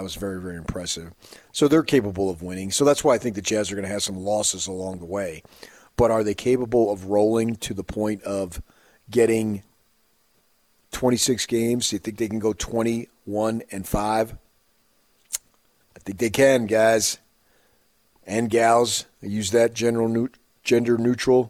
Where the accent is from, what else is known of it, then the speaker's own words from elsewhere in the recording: Phoenix, Arizona, United States; I grew up in Phoenix